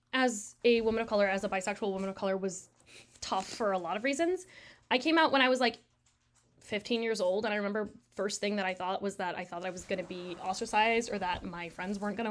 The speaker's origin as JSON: {"language": "English", "region": "Michigan", "country": "United States", "tie": "born or raised there", "said": "I'm Tamil American, and born and raised in Michigan"}